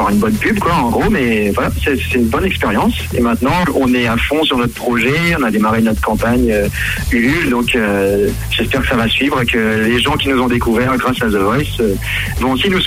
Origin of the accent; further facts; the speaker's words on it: Réunion; now in Nancy, France; je suis originaire de l'île de la Réunion.